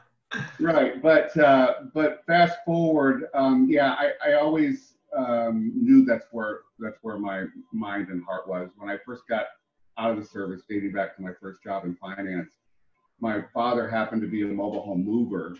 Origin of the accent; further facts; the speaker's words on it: Ohio, United States; moved away as an adult; now in Texas, United States; I'm actually originally from Ohio. I made my way here after I got out of the service uh, when I was a very young man